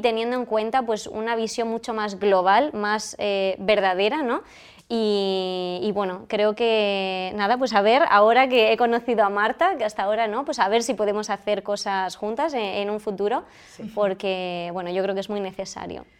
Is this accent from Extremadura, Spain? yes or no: no; Almería, Andalusia, Spain; yo soy de Almería, me he formado en Andalucía